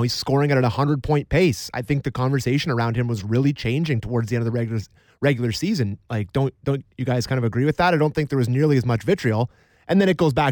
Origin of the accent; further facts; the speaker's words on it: Owen Sound, Ontario, Canada; Owen Sound native